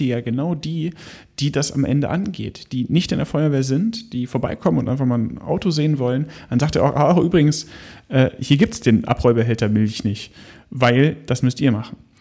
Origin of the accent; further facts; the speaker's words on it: Hanover, Lower Saxony, Germany; aus meiner Heimatregion Hannover